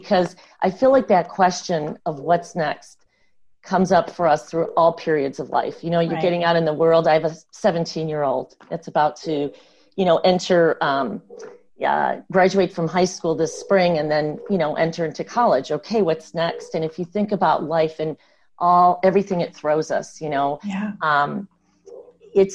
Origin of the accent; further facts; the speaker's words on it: the Midwest, Michigan, United States; moved away as an adult; now in California, United States; I grew up in the Midwest